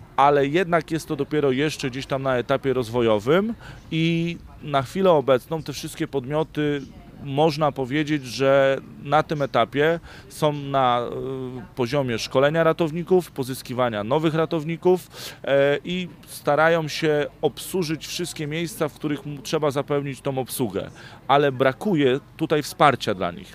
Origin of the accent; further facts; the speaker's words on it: Bydgoszcz, Kuyavian-Pomeranian Voivodeship, Poland; pochodzę z Bydgoszczy